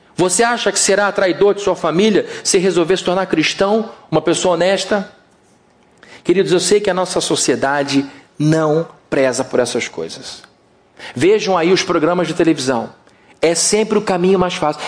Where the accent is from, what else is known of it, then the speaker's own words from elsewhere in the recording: Rio de Janeiro, Brazil; O nosso Rio de Janeiro